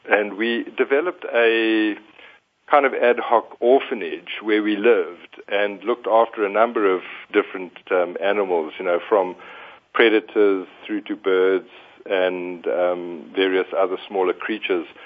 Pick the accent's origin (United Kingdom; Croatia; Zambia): Zambia; Northern Province; probably the most influential part in my life was growing up in Zambia, in northern Zambia. Um, I spent a good part of my formative years in the Bangweulu swamps.